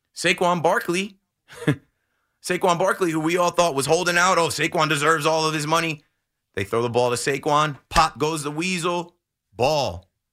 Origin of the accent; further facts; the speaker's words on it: Ocean Township, New Jersey, United States; I'm from about an hour south of here in Ocean Township. And I was a seventh grader, thirteen years old